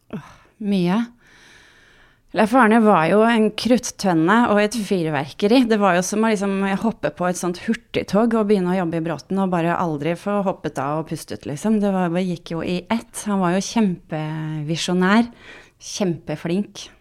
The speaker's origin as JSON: {"language": "Norwegian", "town": "Sandefjord", "region": "Vestfold", "country": "Norway", "said": "jeg kommer fra Sandefjord"}